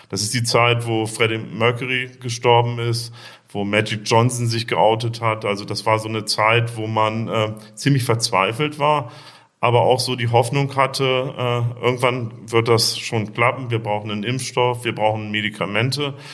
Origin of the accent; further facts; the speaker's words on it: Bremen, Germany; also born or lived in Braunschweig; Ich bin in äh, Braunschweig geboren und in Bremen aufgewachsen. Habe dann in Hannover Medizin studiert.